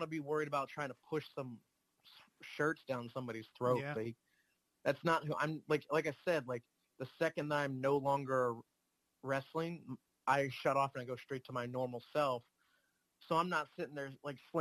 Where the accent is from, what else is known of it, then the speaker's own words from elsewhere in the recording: Harrisburg, Pennsylvania, United States; I'm from the Harrisburg area, which most people that don't know, that's the capital of Pennsylvania